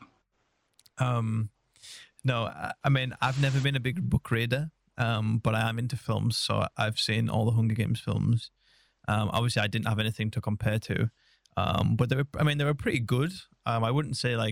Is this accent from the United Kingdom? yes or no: yes; England, United Kingdom; I'm as English as it gets